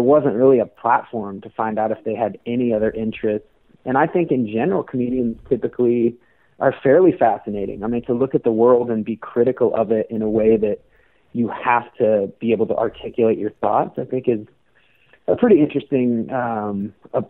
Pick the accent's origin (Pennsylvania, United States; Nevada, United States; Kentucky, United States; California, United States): Nevada, United States; Reno; I'm from Reno.